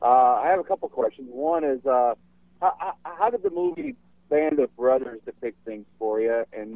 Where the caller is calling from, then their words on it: Baraboo, Wisconsin, United States; I'm from Baraboo, Wisconsin.